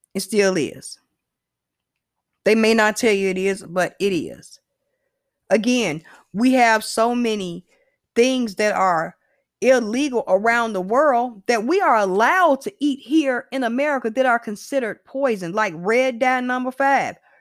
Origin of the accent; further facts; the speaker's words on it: United States; I'm a American